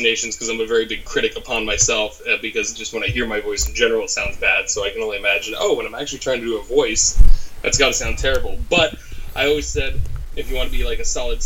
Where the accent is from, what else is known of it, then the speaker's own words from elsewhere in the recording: United States; I'm American